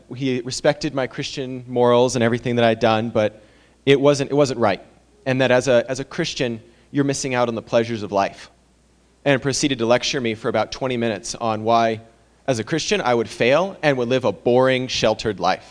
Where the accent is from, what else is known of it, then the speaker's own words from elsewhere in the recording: Medford, Oregon, United States; I'm from Medford, Oregon, so I play baseball at Biola University